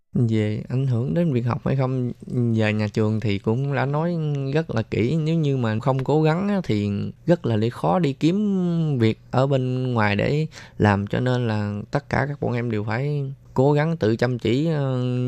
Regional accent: Mekong Delta, Vietnam; moved away as an adult; now in Taiwan; mình là một người miền tây mình từ ở dưới quê lên thành phố

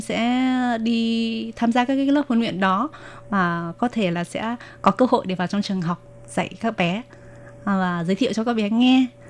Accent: Ha Long, Quang Ninh, Vietnam; first language Vietnamese; moved away as an adult; now in New Taipei, Taiwan; Em sinh ra ở Việt Nam ở thành phố Quảng Ninh, ở tỉnh Quảng Ninh và thành phố Hạ Long. Em sang Đài Loan sinh sống và làm việc được uh, à, 12 năm

